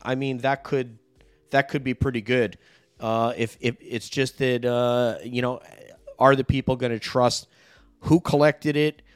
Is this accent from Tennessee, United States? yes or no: no; New York, United States; my home state